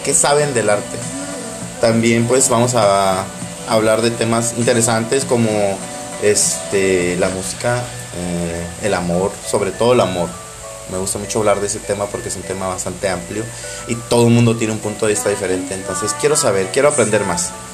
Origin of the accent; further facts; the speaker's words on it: home town 45 km from La Paz, Baja California Sur, Mexico; mi pueblito natal que está a 45 kilómetros de La Paz, Baja California